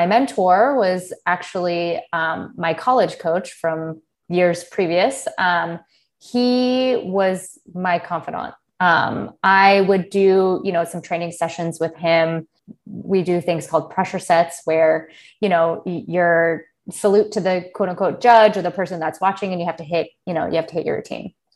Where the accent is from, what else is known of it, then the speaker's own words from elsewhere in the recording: United States; I was born and raised in the United States. My family is Armenian